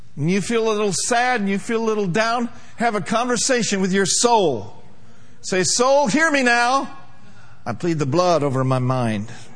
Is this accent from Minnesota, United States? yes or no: yes; Minneapolis, Minnesota, United States; moved away as an adult; also born or lived in Broken Arrow, Oklahoma; I came from Minneapolis, Minnesota, a city boy